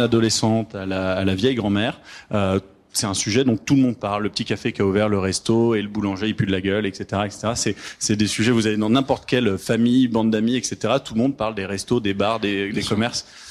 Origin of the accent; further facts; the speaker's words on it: France; moved away as an adult; now in Montreal, Canada; on est des Français immigrés au Canada qui ont créé au Québec, qui ont créé une boîte au Québec